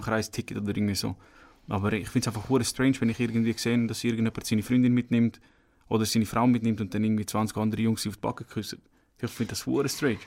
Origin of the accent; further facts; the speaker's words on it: Horgen, Zurich, Switzerland; moved away as an adult; also born or lived in Kosovo; now in Aargau, Switzerland; ich komme ursprünglich aus Sorgen